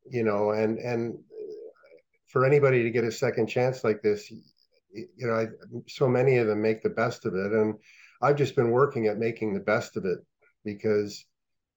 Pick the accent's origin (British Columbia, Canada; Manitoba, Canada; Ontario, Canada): Ontario, Canada; Ottawa; I grew up on the Ottawa River. And across the street from my house was the outdoor rink on Grandview Road in Ottawa